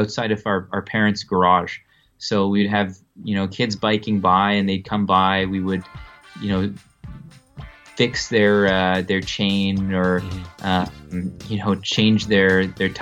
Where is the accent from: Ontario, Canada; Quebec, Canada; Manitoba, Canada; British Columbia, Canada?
Ontario, Canada; Ottawa; also born or lived in New Brunswick, Canada / Vienna, Austria / Munich, Germany; I was born in Canada on the East Coast in New Brunswick, and grew up in Ottawa